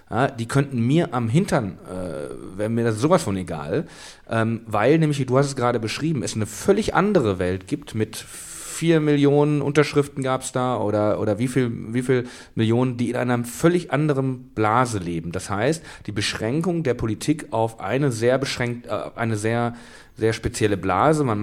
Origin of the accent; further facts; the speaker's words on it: Kamen, North Rhine-Westphalia, Germany; Aus meiner Heimatstadt Kamen